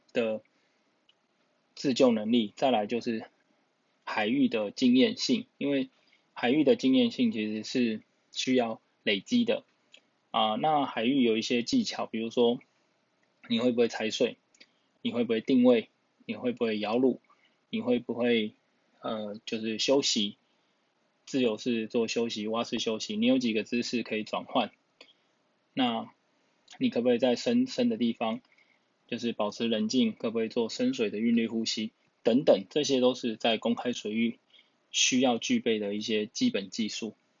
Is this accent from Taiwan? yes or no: yes; Taiwan; 从小在台湾